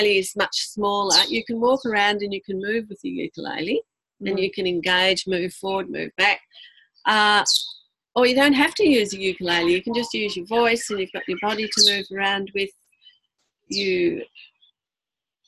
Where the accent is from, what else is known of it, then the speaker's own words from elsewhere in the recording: Ireland; being an Irish family, there's lots of singing, and especially in the kitchen